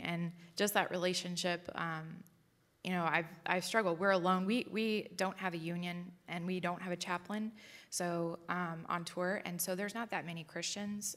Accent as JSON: {"language": "English", "town": "San Diego", "region": "California", "country": "United States", "tie": "born or raised there", "said": "I grew up in San Diego"}